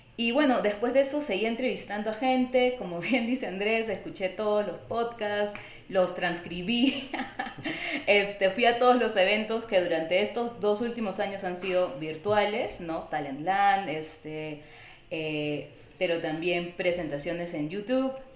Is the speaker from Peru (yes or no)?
yes; Lima, Peru; moved away as an adult; also born or lived in New York, United States; now in San Diego, United States; soy de Perú, soy de Lima